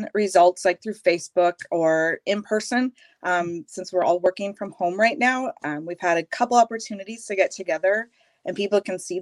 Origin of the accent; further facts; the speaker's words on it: Minnetonka, Minnesota, United States; also born or lived in Iowa / Golden Valley, Minnesota; I grew up outside of Minneapolis in Minnetonka, born and raised, spent my life out there